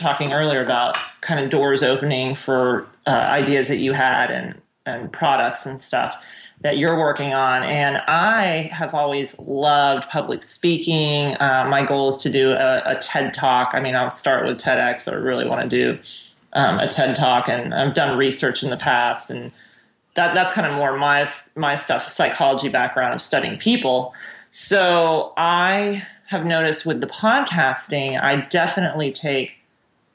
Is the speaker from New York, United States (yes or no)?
no; Orlando, Florida, United States; also born or lived in Honduras; now in Lakeland, United States; I'm actually from Orlando